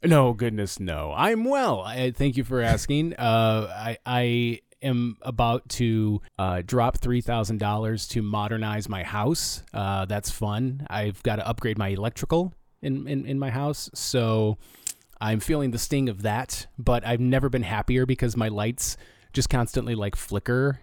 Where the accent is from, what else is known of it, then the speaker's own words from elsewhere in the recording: Flint, Michigan, United States; I'm from Flint